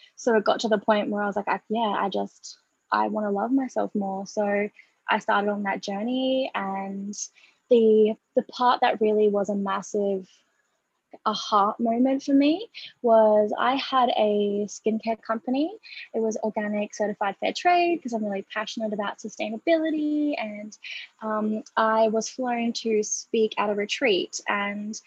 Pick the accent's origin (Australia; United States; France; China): Australia; I am Australian. I'm a proud Gurindji woman, which is an Australian Indigenous tribe here.